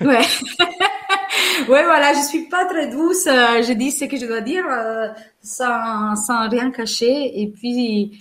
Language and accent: French; Venice, Veneto, Italy; French is a second language; moved away as an adult; also born or lived in Manche, France; now in France; En tant qu'Italienne